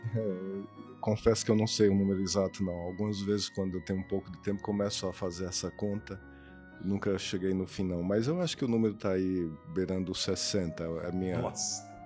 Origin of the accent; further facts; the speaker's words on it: Juazeiro do Norte, Ceará, Brazil; moved away; eu nasci em Juazeiro do Norte, no Ceará.